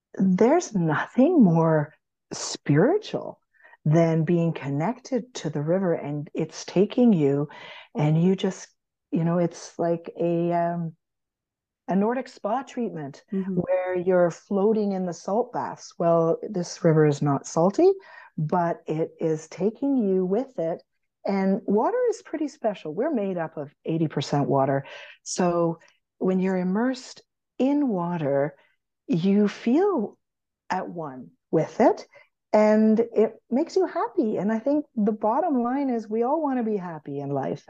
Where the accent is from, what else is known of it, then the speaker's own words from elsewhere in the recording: Canada; being Canadian